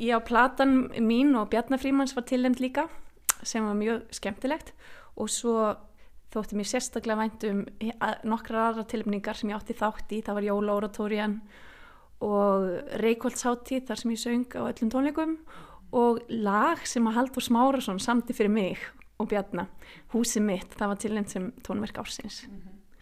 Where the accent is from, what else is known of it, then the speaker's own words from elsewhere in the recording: Ísafjörður, Westfjords, Iceland; þó ég sé Ísfjörðingur, ég segja oft ég er Ísfjörðingur ættuð